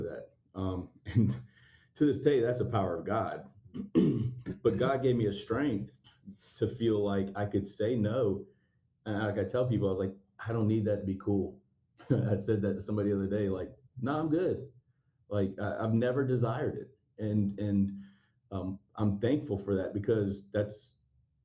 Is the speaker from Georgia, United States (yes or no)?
yes; Stone Mountain, Georgia, United States; I was raised in Stone Mountain, near Memorial Drive, Rockbridge Road, in that area.